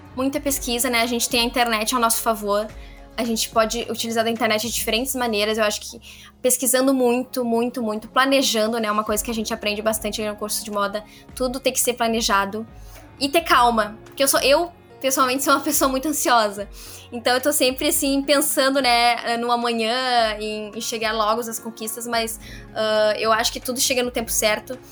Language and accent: Portuguese; Cachoeirinha, Rio Grande do Sul, Brazil; eu sou de Cachoeirinha